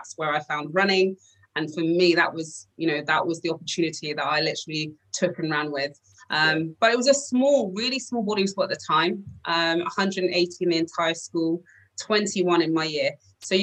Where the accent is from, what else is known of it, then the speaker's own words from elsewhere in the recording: London, United Kingdom; I grew up in Northwest London, and it's called Stonebridge Park, but everyone knows Wembley.